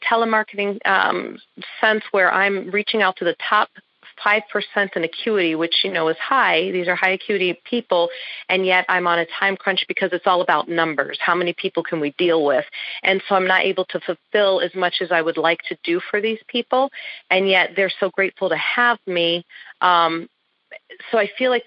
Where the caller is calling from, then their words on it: Phoenix, Arizona, United States; I am calling from Phoenix, Arizona